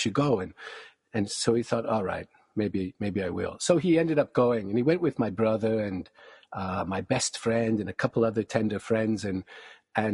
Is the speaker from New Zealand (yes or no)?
no; small city near Kelowna, British Columbia, Canada; Kelowna is 30 minutes down the highway from my hometown